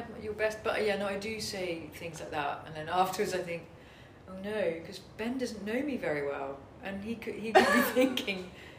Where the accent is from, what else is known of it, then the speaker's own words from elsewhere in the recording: Netherlands; So I was brought up abroad in Holland